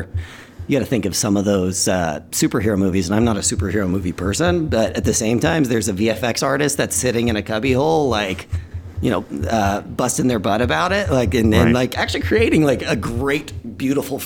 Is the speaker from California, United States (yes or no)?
no; Dallas, Texas, United States; I grew up in Dallas